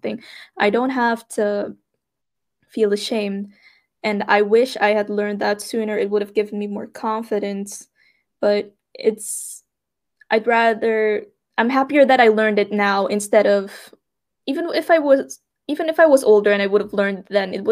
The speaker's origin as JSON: {"language": "English", "country": "Suriname", "moved": "as an adult", "said": "I'm from Suriname"}